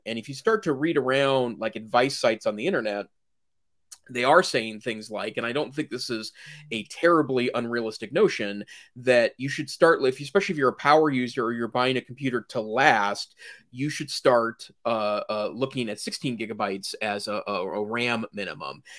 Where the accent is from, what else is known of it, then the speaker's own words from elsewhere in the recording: Great Falls, Montana, United States; now in Western Montana, United States; north central Montana, which is where I grew up